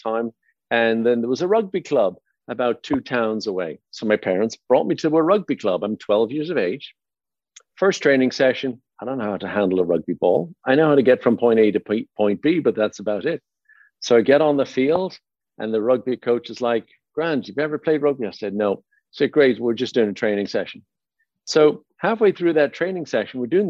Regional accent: Dublin, Leinster, Ireland; moved away as an adult; also born or lived in Baldoyle, Ireland / Howth, Ireland; now in United States; born and raised in Dublin, Ireland, and I lived out in a little suburb town of a town called Baldoyle

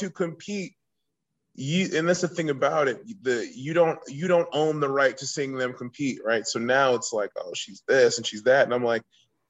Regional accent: Virginia Beach, Virginia, United States; I grew up in Virginia Beach, Virginia

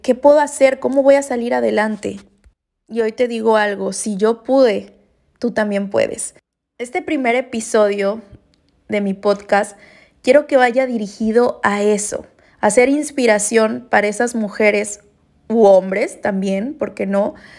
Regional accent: Veracruz, Mexico; moved away as an adult; yo soy orgullosamente veracruzana, jarochita, y me regresé a mi bello puerto.

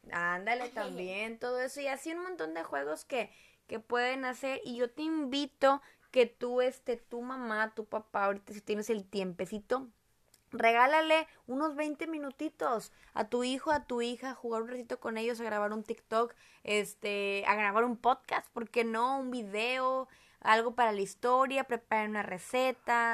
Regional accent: Monterrey, Nuevo León, Mexico; accent: regio; yo soy de Monterrey, somos de Monterrey, orgullosamente regiomontanos

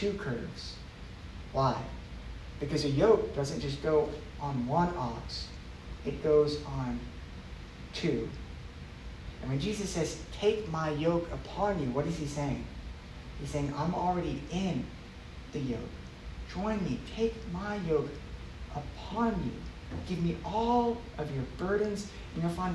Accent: Dallas, Texas, United States; I grew up in Dallas

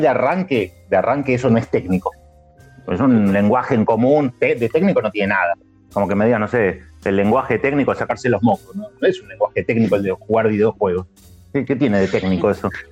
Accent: Argentina; nosotros acá somos argentinos

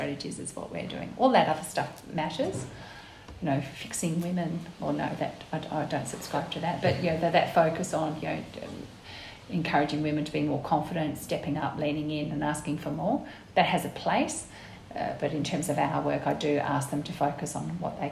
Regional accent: Guildford, Western Australia, Australia; I was born and raised in Guildford

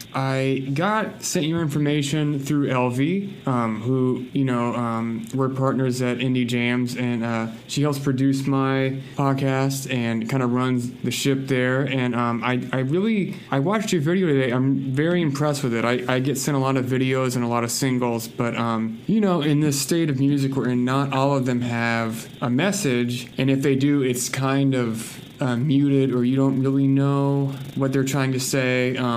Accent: the South, United States; growing up in the South like I did, that's absolutely part of the history.

